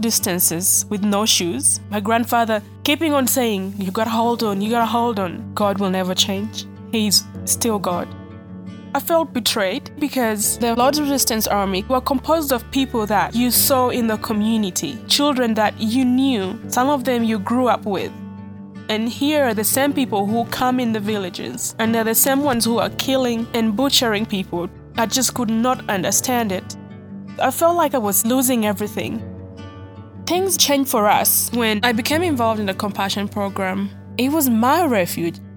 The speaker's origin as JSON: {"language": "English", "country": "Uganda", "said": "I'm from Mutwini, a small town in Kitkum District, Uganda"}